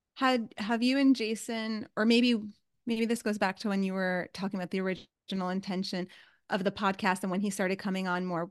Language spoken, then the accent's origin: English; New York City, New York, United States; moved away; I was from New York City